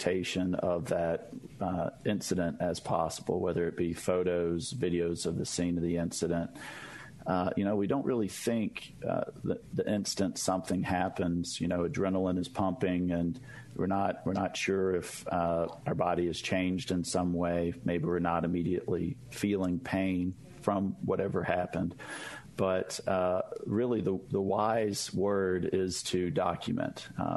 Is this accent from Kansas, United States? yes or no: no; Mississippi, United States; born and raised in Mississippi with roots in the Mississippi Delta